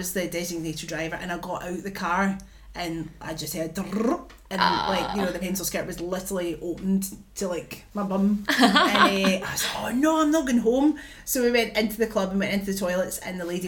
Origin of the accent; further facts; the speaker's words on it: Bellshill, Scotland, United Kingdom; I'm from Bell Silver